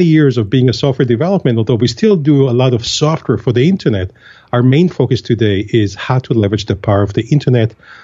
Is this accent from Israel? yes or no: yes; Israel; moved away as an adult; now in United States; I was born and raised in Israel, and I was 22 or 21 years of age right after the military service when I first had the opportunity to arrive to the U.S.